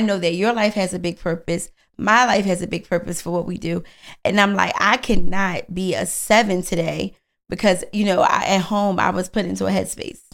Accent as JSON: {"language": "English", "town": "Philadelphia", "region": "Pennsylvania", "country": "United States", "said": "I'm from Philly"}